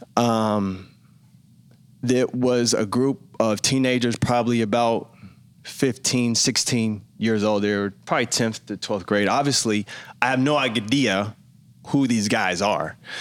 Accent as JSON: {"language": "English", "town": "Memphis", "region": "Tennessee", "country": "United States", "tie": "born or raised there", "moved": "yes", "said": "I grew up in Memphis, Tennessee."}